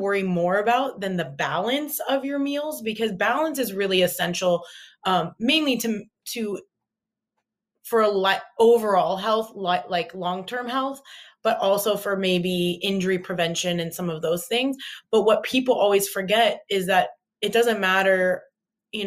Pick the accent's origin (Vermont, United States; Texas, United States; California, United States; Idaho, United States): California, United States; Southern; I grew up in Southern California to immigrant parents